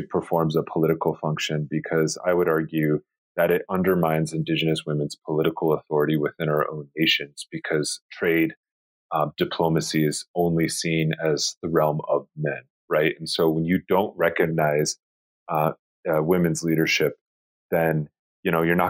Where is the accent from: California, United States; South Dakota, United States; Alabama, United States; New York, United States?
South Dakota, United States; Chamberlain; the place where I was born and raised in Chamberlain, South Dakota